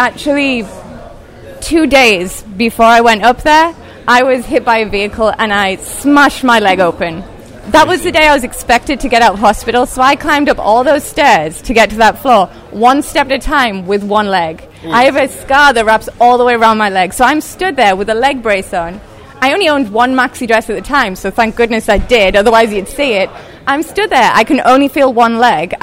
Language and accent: English; England, United Kingdom; moved away as an adult; now in Brooklyn, United States; I was born in England.